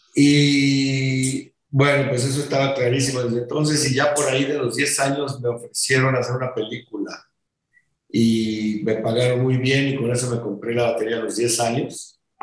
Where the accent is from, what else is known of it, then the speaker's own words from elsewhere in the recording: Mexico; rolé un año y ya me regresé para acá, para México, a terminar la prepa